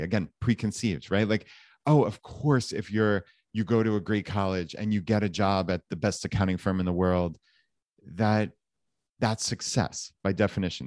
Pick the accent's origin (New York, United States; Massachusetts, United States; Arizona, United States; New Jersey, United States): New York, United States; Long Island; moved away as an adult; we grew up right outside of New York City, so in, uh, Long Island, so suburb of, of New York City